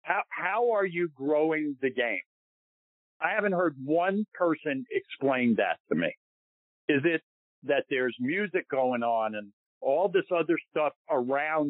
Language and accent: English; New York, United States; I feel I'm a New Yorker